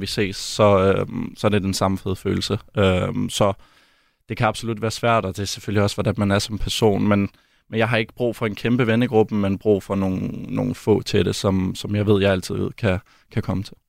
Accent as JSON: {"language": "Danish", "country": "Denmark", "also_born_or_lived": "Belgium / Germany", "moved": "as an adult", "said": "hjemme i Danmark"}